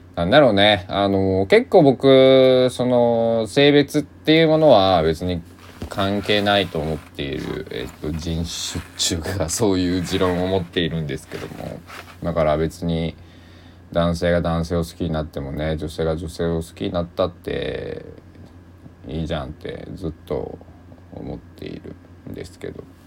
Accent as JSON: {"language": "Japanese", "region": "Kochi", "country": "Japan", "tie": "born or raised there", "also_born_or_lived": "Kagawa", "accent": "Sanuki dialect", "moved": "yes", "lives_now": "Takamatsu, Japan", "said": "高知県で生まれてる"}